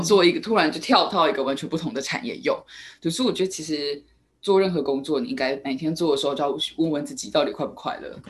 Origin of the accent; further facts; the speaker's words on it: Taiwan; 我们台湾这边